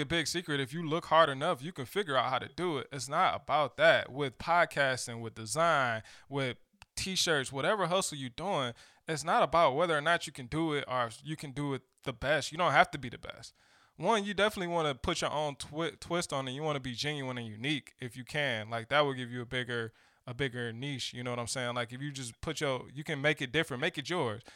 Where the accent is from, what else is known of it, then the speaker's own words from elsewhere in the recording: Detroit, Michigan, United States; I'm from Detroit